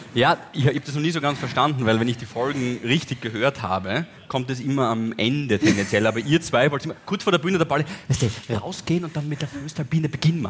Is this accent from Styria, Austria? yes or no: yes; Styria, Austria; wir sind Steirer